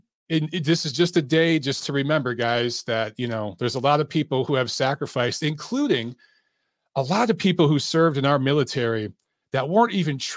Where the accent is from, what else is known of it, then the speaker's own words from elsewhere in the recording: United States; growing up in America